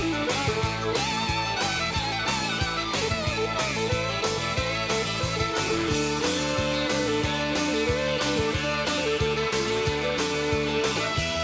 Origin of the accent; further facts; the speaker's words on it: near Detroit, Michigan, United States; I grew up near Detroit playing classical music and listening to rock